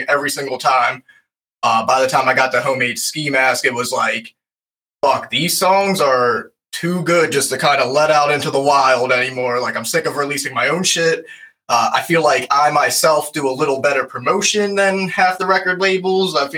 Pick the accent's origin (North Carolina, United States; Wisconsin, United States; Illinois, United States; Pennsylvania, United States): Pennsylvania, United States; Lancaster; we're from Lancaster, Pennsylvania